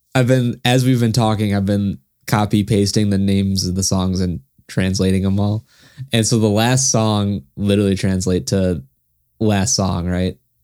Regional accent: United States; being American, not understanding German

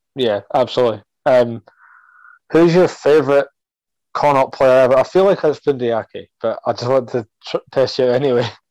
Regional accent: across the River Forth, Scotland, United Kingdom; where I'm from, I'm across the River Forth

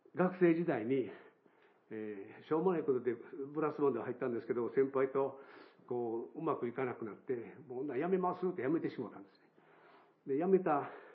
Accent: Kobe, Hyogo, Japan; 私、神戸中教会で育ちましたけど

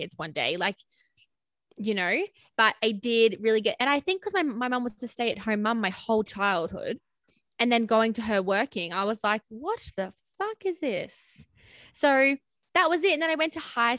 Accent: Cairns, Queensland, Australia; I grew up in Cairns in Queensland with my parents.

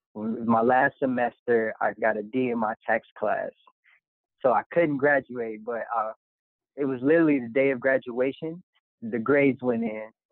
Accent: Park Forest, Illinois, United States; also born or lived in Harvey, Illinois; i'm from the south suburbs of chicago actually i grew up in harvey illinois spent most of my adolescence in park forest illinois

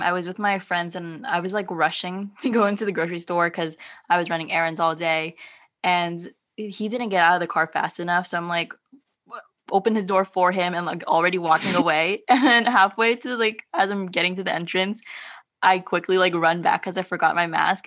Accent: San Diego, California, United States; born or raised there; also born or lived in Philippines / San Francisco

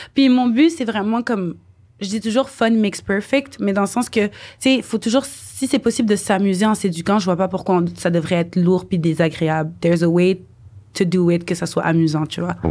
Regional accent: Montreal, Quebec, Canada; je suis née ici, à Montréal

